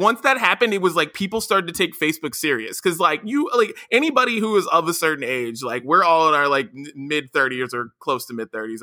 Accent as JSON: {"language": "English", "region": "West Virginia", "country": "United States", "tie": "born or raised there", "said": "me growing up in West Virginia"}